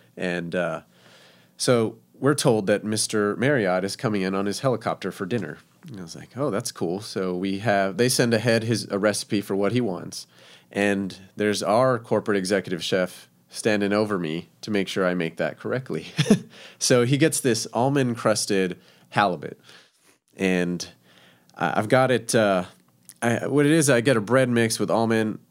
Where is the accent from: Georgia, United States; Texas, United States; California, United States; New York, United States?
Texas, United States; El Paso; also born or lived in Scottsdale, Arizona; now in Springfield, United States; I am originally from El Paso, Texas